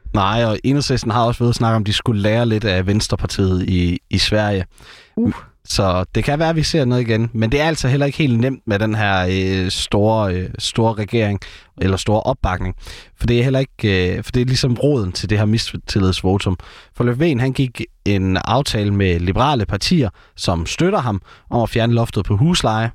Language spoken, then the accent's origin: Danish; Herning, Central Denmark Region, Denmark; Herning er jo øh, den det eneste sted i landet, hvor der skulle være motorvej hele vejen rundt om byen, hvor jeg kommer fra.